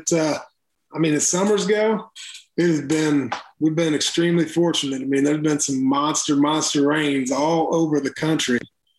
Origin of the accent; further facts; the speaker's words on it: Illinois, United States; now in Missouri, United States; when I was a kid, growing up in Illinois